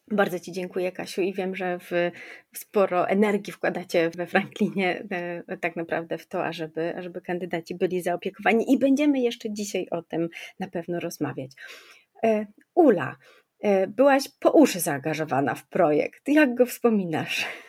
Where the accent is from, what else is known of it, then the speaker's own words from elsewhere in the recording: Kraków, Lesser Poland, Poland; ja jestem z Krakowa